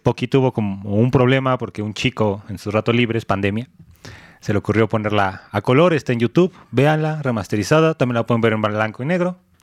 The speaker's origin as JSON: {"language": "Spanish", "country": "Mexico", "said": "somos mexicanos"}